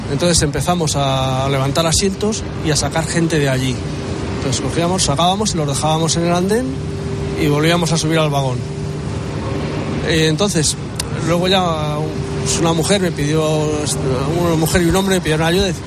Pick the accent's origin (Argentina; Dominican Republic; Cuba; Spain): Spain; Valladolid, Castile and León; now in Madrid, Spain; estos están Vallecas nosotros somos de Valladolid.